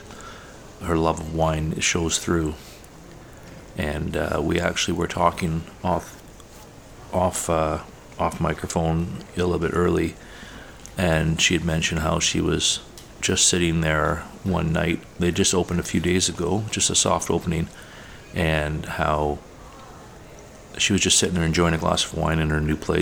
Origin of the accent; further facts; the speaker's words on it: Tri-Cities, British Columbia, Canada; where I grew up in the Tri-Cities, which is an area within the lower mainland of BC